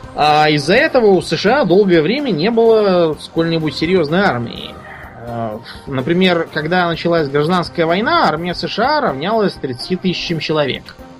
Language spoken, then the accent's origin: Russian; Russia; я из России